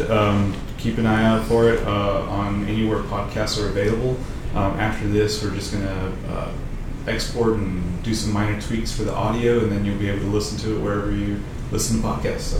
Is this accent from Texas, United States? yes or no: yes; Uvalde, Texas, United States; also born or lived in College Station, Texas; I'm originally from Uvalde, Texas